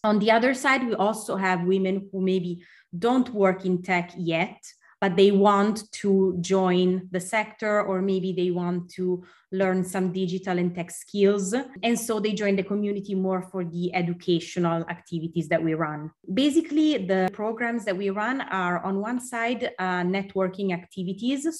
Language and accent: English; Milan, Lombardy, Italy; moved away as an adult; also born or lived in Stockholm, Sweden; when I moved back to my hometown in Milan